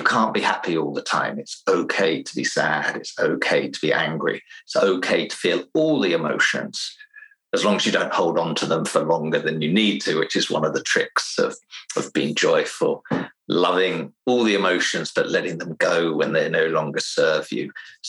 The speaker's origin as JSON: {"language": "English", "region": "England", "country": "United Kingdom", "lives_now": "Finland", "said": "I'm originally from England, but I spent most of my life in Finland, which has given me a little bit of a strange English accent"}